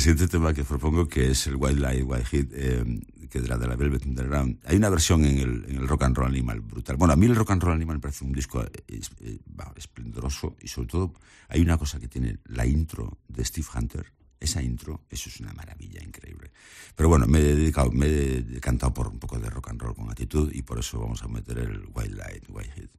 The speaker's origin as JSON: {"language": "Spanish", "region": "Galicia", "country": "Spain", "said": "soy gallego"}